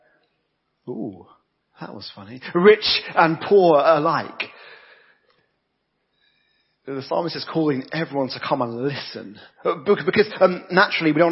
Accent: United Kingdom; I'm British and from that generation where you don't talk about money

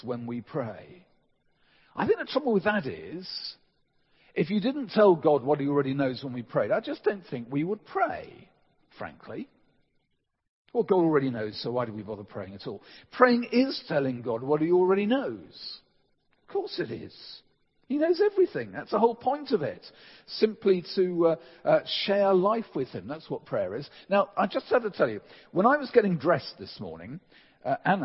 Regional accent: England, United Kingdom; as English people

